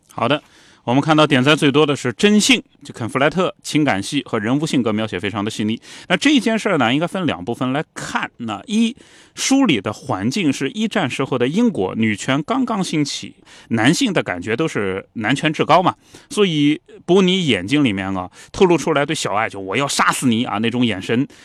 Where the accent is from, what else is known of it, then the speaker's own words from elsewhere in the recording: China; 我们中国人